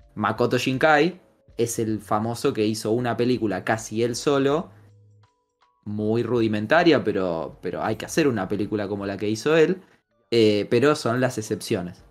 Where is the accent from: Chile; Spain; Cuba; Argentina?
Argentina; yo soy un argentino extraño, hincha de huracán